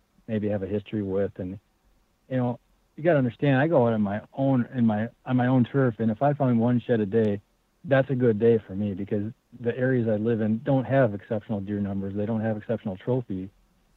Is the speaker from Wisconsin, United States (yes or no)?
yes; Wisconsin, United States; I grew up in Wisconsin